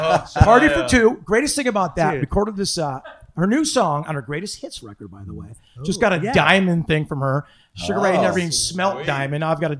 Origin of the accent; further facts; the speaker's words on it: Ireland; I'm an Irish guy. I'm insecure.